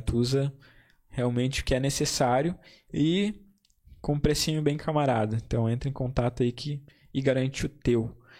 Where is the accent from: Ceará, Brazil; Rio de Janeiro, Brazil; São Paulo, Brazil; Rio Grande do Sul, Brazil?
Rio Grande do Sul, Brazil; Campo Bom; Eu sou de Campo Bom